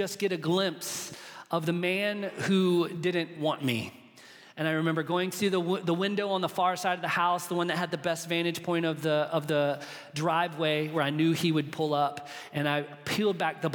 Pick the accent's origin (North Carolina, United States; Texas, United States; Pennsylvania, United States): North Carolina, United States; Charlotte; I was born in Charlotte, North Carolina, into a family